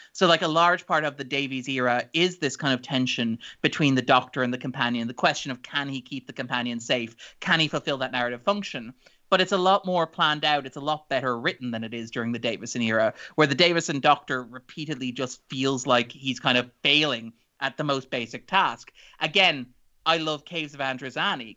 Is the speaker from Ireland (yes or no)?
yes; Ireland